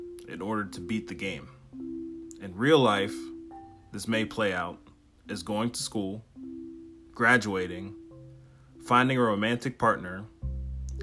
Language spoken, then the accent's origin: English; Steubenville, Ohio, United States; from Steubenville, Ohio, which is my hometown